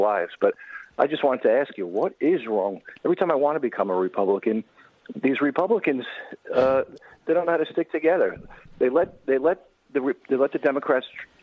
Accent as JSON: {"language": "English", "town": "New York City", "region": "New York", "country": "United States", "moved": "yes", "lives_now": "New Jersey, United States", "said": "I'm from New York City"}